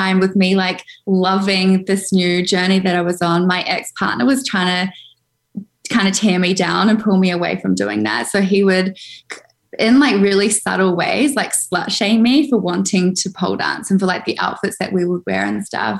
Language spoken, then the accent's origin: English; Auckland, New Zealand; I grew up in Auckland, New Zealand